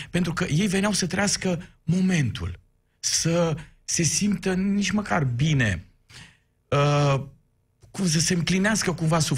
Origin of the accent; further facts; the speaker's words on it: Miercurea Ciuc, Harghita County, Romania; sunt un român din Miercurea Ciuc care a învățat limba maghiară afară